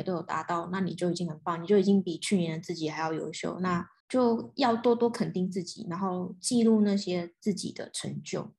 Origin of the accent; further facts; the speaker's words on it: Taipei, Taiwan; 我是天龙人，土生土长天龙人，我从来没有离开过台北市